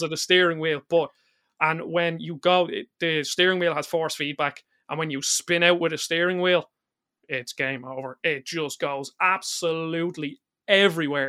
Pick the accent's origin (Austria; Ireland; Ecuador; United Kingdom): Ireland; I'm Irish